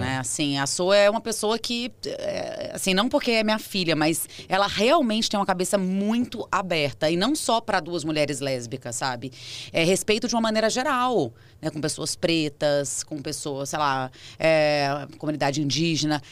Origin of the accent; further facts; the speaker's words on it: Brasília, Federal District, Brazil; moved away as an adult; now in São Paulo, Brazil; Eu sou de Brasília, sou nascida lá